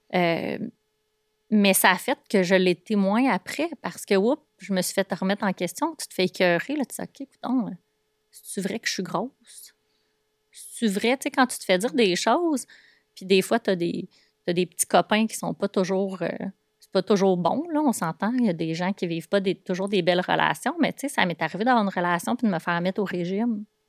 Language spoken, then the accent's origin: French; Boisbriand, Quebec, Canada; je suis de Bois-Brillant au départ, donc j'ai passé euh, la majorité de mon enfance dans un petit rond-point euh, de Bois-Brillant